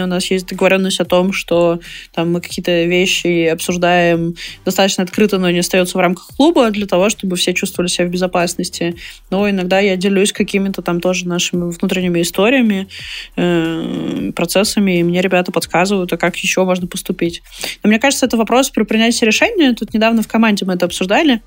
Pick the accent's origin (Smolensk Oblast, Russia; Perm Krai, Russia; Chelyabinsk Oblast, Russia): Perm Krai, Russia; moved away; я сама из Пермского края